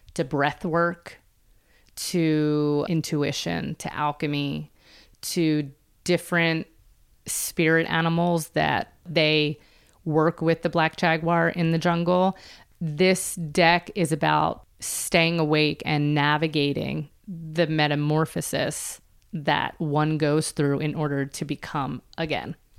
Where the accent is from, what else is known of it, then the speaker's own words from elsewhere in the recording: Philadelphia, Pennsylvania, United States; Philadelphia, which is where I'm from